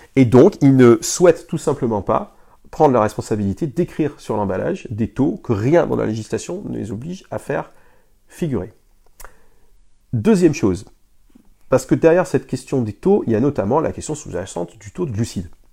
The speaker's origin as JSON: {"language": "French", "town": "Lille", "region": "Hauts-de-France", "country": "France", "said": "on est du Nord. Moi, je suis, euh, je suis lillois"}